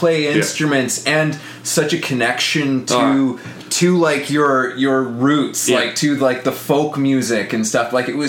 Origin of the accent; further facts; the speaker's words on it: Canada; I'm Canadian